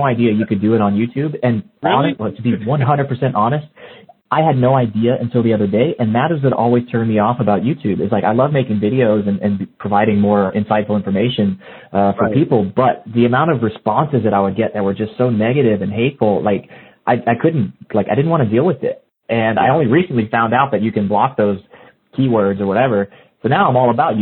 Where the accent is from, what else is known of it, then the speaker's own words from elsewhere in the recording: South Mississippi, United States; moved away; also born or lived in California; I grew up in South Mississippi, man. So I was in the heat of everything, you know, growing up. And it wasn't until I moved to California